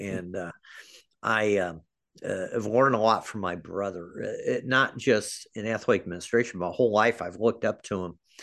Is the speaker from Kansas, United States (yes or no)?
yes; Overland Park, Kansas, United States; also born or lived in Independence, Missouri; I grew up in the Kansas City area